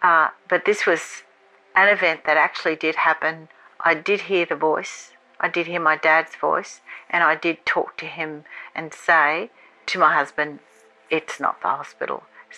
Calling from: Australia; I'm calling from Australia.

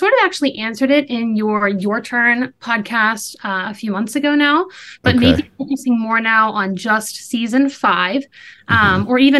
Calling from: Pittsburgh, Pennsylvania, United States; I'm calling in from Pittsburgh

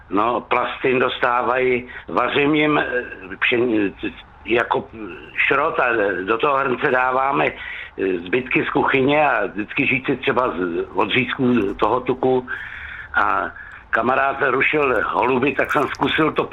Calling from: Netolice, South Bohemian Region, Czechia; Dobrý den, já jsem z Netolická a štípou se nám slepice.

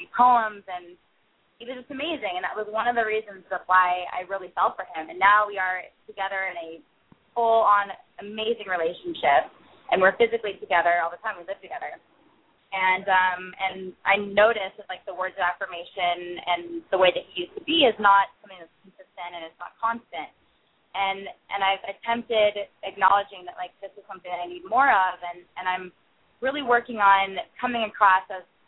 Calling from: Los Angeles, California, United States; I'm calling from Los Angeles.

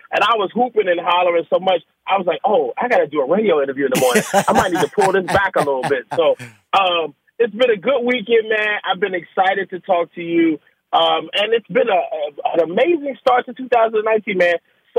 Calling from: Washington, District of Columbia, United States; Man, I'm home in Washington D.C.

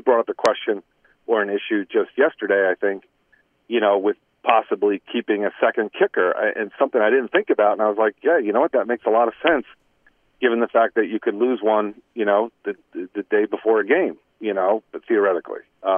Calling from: Cranford, New Jersey, United States; It's … from Cranford.

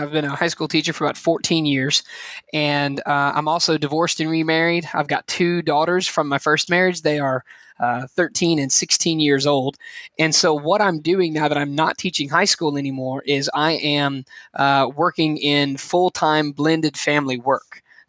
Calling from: Anniston, Alabama, United States; I am joining you guys from the very warm location of Anniston, Alabama, about an hour from Birmingham

